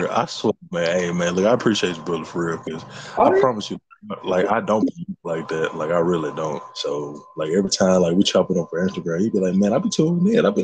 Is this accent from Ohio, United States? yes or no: yes; Cleveland, Ohio, United States; Because I'm from Cleveland.